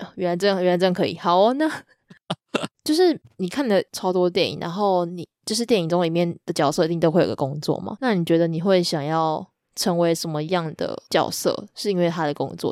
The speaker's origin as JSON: {"language": "Chinese", "country": "Taiwan", "said": "就是我觉得很吊诡的一点是我们是台湾人"}